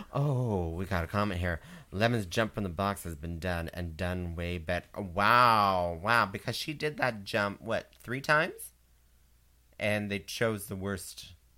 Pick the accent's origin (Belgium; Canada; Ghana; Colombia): Canada; I'm a Canadian audiencer